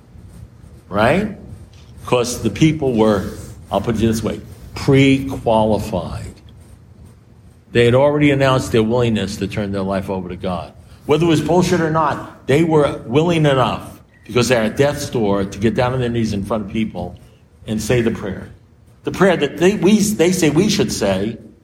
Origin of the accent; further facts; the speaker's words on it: New York, United States; I'm a New Yorker